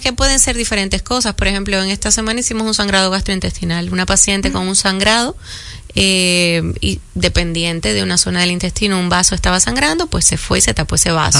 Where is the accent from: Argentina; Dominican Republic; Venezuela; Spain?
Dominican Republic; Caribbean; Aquí somos un poquito más laxos, somos caribeños